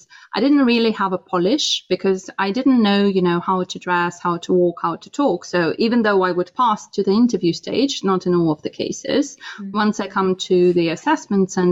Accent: Russia; moved away as an adult; now in London, United Kingdom; I was born in Russia and I was born to quite a simple family

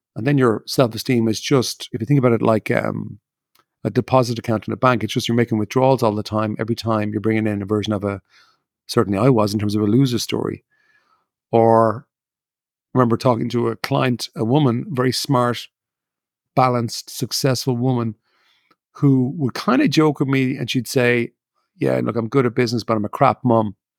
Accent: Ireland; I grew up in Ireland

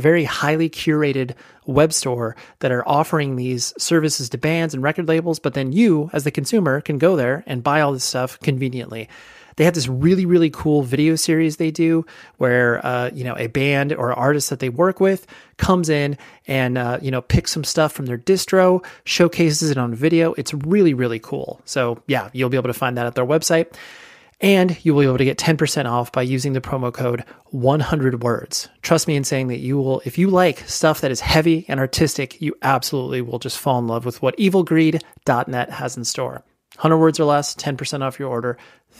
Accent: California, United States; I'm like, come on, I'm from California. Give me a break, guys.

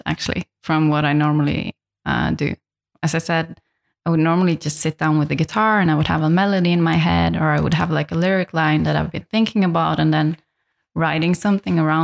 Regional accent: Lofoten Islands, Nordland, Norway; English is a second language; now in Berlin, Germany; I'm originally from a place in north of Norway called the Lofoten Islands.

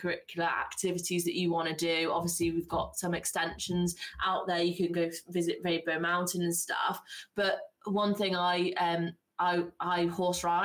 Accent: Mid Wales, United Kingdom; moved away; I came from nearer North Wales, Mid Wales

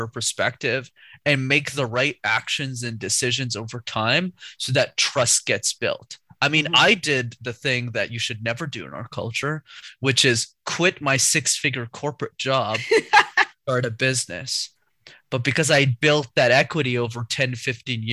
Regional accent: Canada; My parents immigrated, and then I was born in Canada

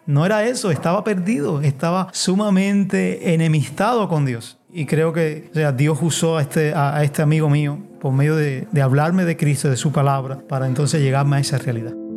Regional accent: La Palma, Pinar del Río, Cuba; now in Havana, Cuba; Nací en Pinar del Río, en La Palma, en un pueblo de campo. Allí, pues mi vida fue un tanto difícil

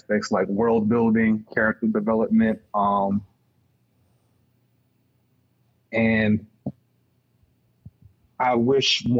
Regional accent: New York, United States; also born or lived in Baltimore; I'm from New York, but I lived in Baltimore for like 2 years

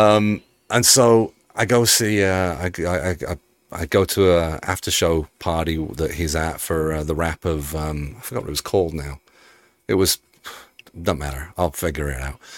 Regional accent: Birmingham, West Midlands, United Kingdom; accent: Peaky Blinders; moved away as an adult; now in United States; I'm from Birmingham

